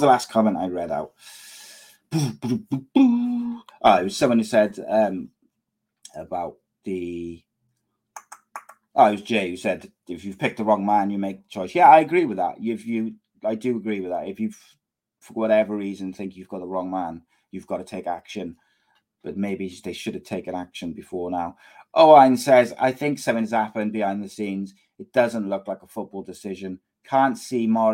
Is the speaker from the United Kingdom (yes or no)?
yes; Cardiff, Wales, United Kingdom; a Cardiff boy. If my hometown club came calling